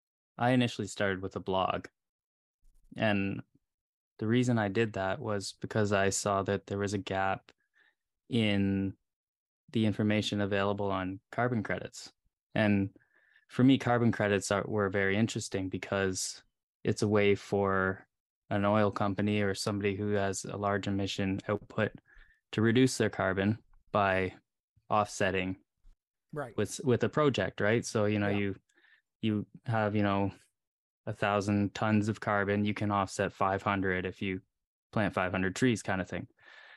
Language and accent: English; Canada; because you're obviously more in tune with politics, and especially in the States, me being a Canadian